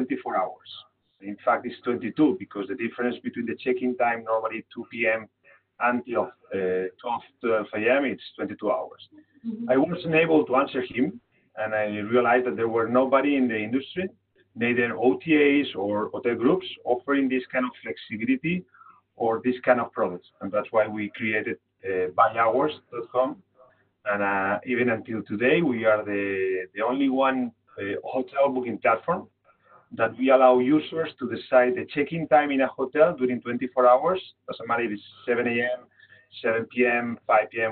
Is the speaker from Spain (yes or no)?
yes; Barcelona, Catalonia, Spain; I was born here in Barcelona, 41 years old